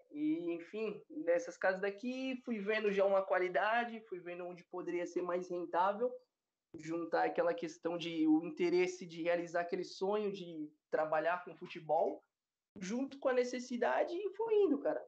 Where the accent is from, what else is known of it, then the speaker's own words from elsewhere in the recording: Santo André, São Paulo, Brazil; now in Porto, Portugal; sou original de Santo André, São Paulo mas estou residindo aqui na cidade do Porto